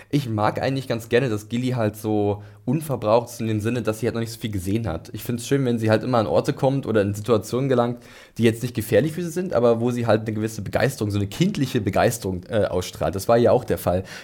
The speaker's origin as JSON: {"language": "German", "region": "Northern Germany", "country": "Germany", "said": "Ich komme zwar auch aus dem Norden, aber ich bin sowas von nicht seefest."}